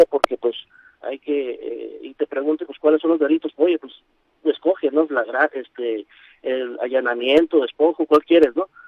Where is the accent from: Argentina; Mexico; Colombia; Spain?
Mexico; como, ciudadanos, como mexicanos, hablando particularmente de nuestro país